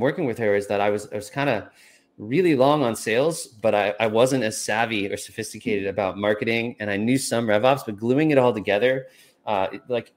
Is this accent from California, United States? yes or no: yes; California, United States; I'm from California